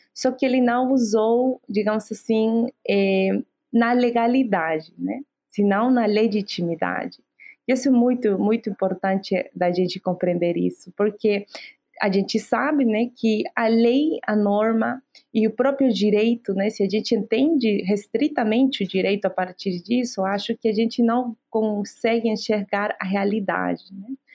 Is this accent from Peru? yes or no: yes; Abancay, Apurímac, Peru; Portuguese is a second language; moved away; eu venho dos Andes do Sul do Peru, né, de Apurímac, Abancay